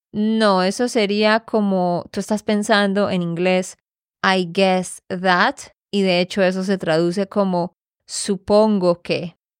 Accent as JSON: {"language": "Spanish", "region": "Santander", "country": "Colombia", "said": "de Santander, Colombia"}